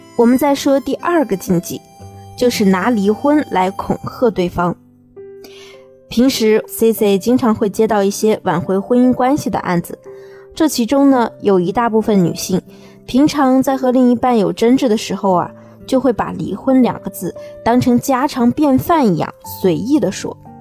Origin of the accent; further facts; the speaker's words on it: China; 我们中国人的心思啊，一般都是很细腻的